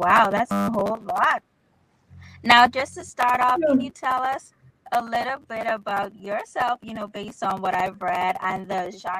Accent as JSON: {"language": "English", "town": "Freeport", "region": "Grand Bahama", "country": "Bahamas", "tie": "born or raised there", "said": "Hey, that's my hometown, Grand Bahama, the Bahamas."}